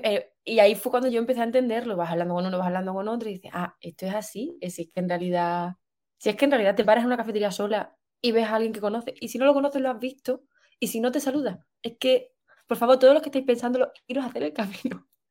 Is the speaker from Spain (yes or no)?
yes; Extremadura, Spain; also born or lived in Seville / Australia; soy de Extremadura, como no me escuchan por todo el mundo, es una región de España. Eh, nací en el norte, pero luego me he criado en un pueblito que se llama Mendalejo